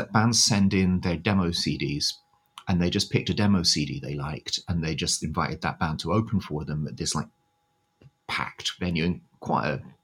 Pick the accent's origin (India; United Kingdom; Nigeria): United Kingdom; moved away as an adult; now in Tokyo, Japan